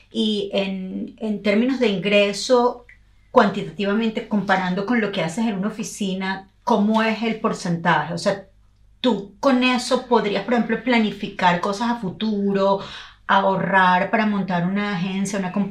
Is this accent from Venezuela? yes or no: yes; Venezuela; como así como yo soy venezolana italiana todos los venezolanos tienen algún doble background por la inmigración hermosa que llegó a Venezuela.